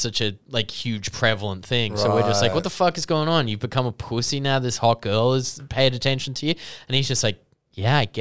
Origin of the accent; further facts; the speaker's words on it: Sydney, New South Wales, Australia; we grew up in the Hills District, so we're like way away from everything, about like an hour and 20 to the city